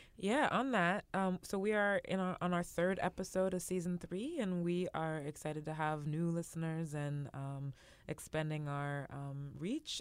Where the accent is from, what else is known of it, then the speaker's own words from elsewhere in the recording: West Coast, United States; I grew up on the West Coast